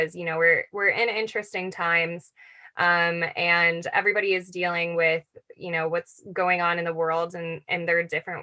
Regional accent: Buffalo, New York, United States; moved away; Growing up in Buffalo, New York

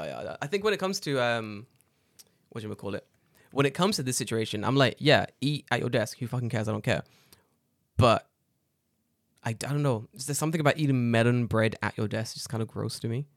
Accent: Chicago, Illinois, United States; I'm from Chicago. I need more cheese.

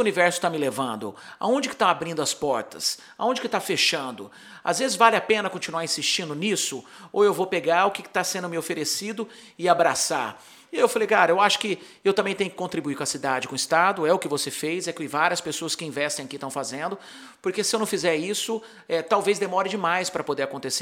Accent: Brazil; moved away as an adult; also born or lived in Santa Barbara, California, United States; eu sou do Brasil

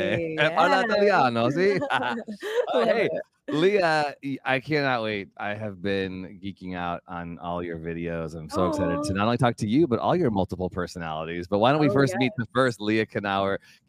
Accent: Illinois, United States; from Illinois, but I go there I have some work there every year.

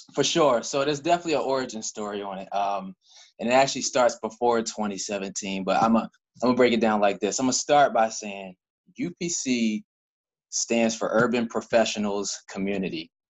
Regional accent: Cockeysville, Maryland, United States; I am from Baltimore County, specifically, if you know the area. I'm from a little town called Cockeysville

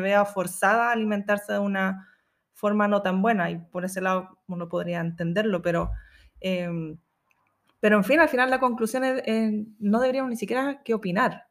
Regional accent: Chile; accent: Chilean; moved away as an adult; now in New Zealand; estoy tratando de neutralizar mi acento chileno

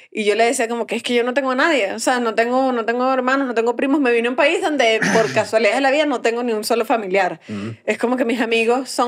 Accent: Venezuela; now in Mexico City, Mexico

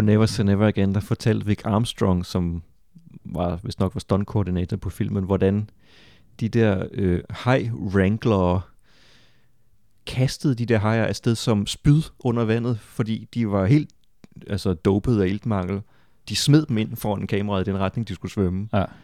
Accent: Funen, Southern Denmark, Denmark; Jeg, jeg er fra Fyn øh, og voksede op i 80'erne, hvor jeg så også tysk tv

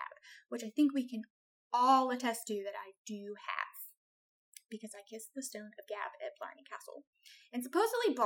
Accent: United States; we Americans

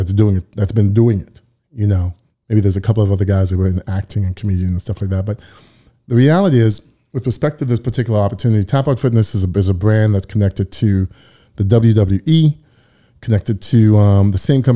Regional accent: Toronto, Ontario, Canada; And just for the record, I am from Toronto, so I'm not an American.

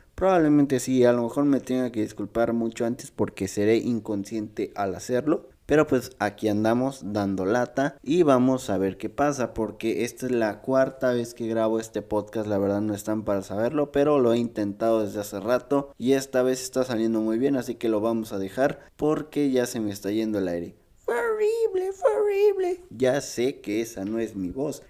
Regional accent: Mexico; de aquí soy, aquí nací, aquí probablemente me muera

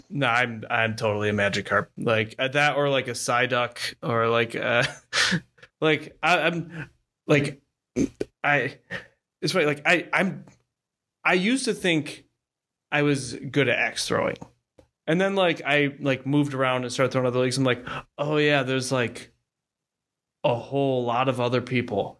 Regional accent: Ohio, United States; also born or lived in Austin, Texas; now in Oklahoma, United States; I'm from Ohio

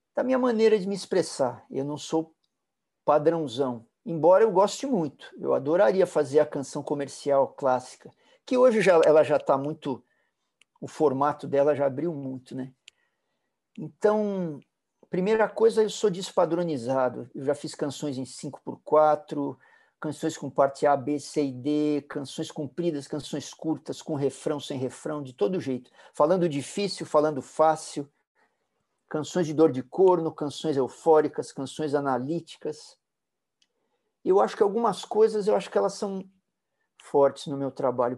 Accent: São Paulo, Brazil; Eu, eu fui criado na Vila Olímpia. Vila Olímpia era uma roça, as ruas eram de terra

